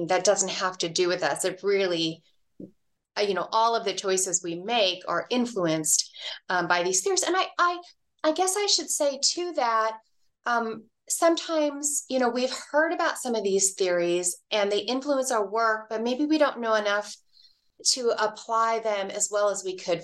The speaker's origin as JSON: {"language": "English", "town": "Dallas", "region": "Texas", "country": "United States", "tie": "born or raised there", "moved": "yes", "lives_now": "Reno, United States", "said": "I grew up in Dallas, Texas"}